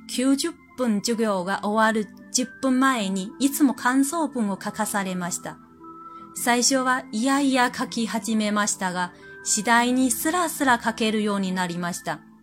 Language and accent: Japanese; China; Japanese is a second language; moved away as an adult; now in Japan; 私は自分が中国人であることはどれだけ助かったのかを身に染みてわかっています